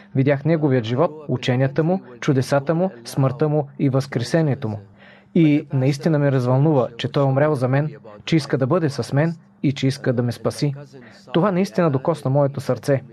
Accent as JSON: {"language": "Bulgarian", "town": "Mosul", "region": "Nineveh", "country": "Iraq", "tie": "born or raised there", "moved": "yes", "lives_now": "United States", "said": "Аз съм роден в Ниневия, в Ирак. Това е в северната част на Ирак."}